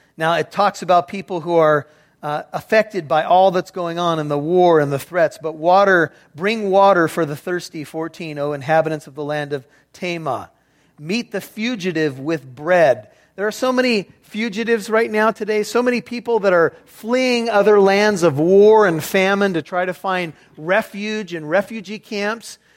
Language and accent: English; United States; as an American